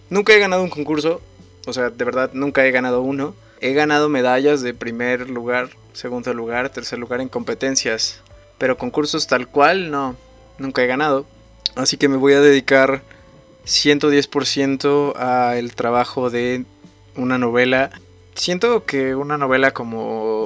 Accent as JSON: {"language": "Spanish", "town": "Ecatepec de Morelos", "region": "State of Mexico", "country": "Mexico", "tie": "born or raised there", "said": "Clínica del Rocío de Catepec de Morelos. Ahí es donde yo nací."}